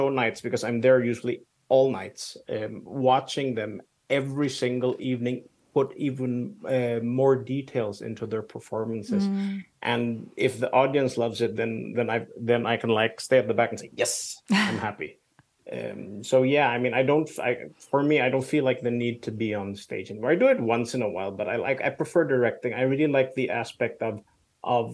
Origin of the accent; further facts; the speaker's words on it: Philippines; also born or lived in Denmark; now in Copenhagen, Denmark; I grew up in the Philippines, so I'm kind of half expat